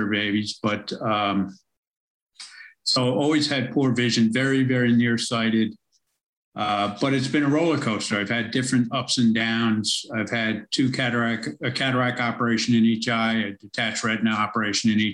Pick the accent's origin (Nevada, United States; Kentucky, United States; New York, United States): New York, United States; New York City; moved away as an adult; now in Melbourne, Australia; I'm originally from America, from most of my life in New York City, as you can probably tell from my accent